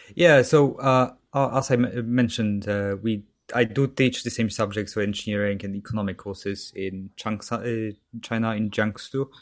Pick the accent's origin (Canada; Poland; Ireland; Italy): Poland; Katowice, Silesian Voivodeship; English is a second language; moved away as an adult; now in United Kingdom; so that's south of Poland near Krakow in Katowice. Mm-hmm. So that's where I'm basically from.